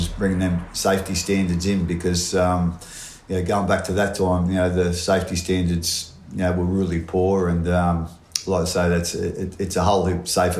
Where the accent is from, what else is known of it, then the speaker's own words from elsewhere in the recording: Portland, New South Wales, Australia; Yeah, I come from a little town called Portland. It's in New South Wales. It's the same spelling as Portland in Victoria, but whole heap different